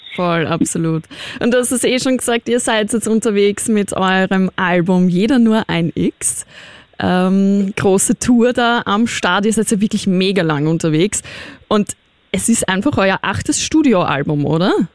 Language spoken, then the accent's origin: German; Austria; ich bin Österreicherin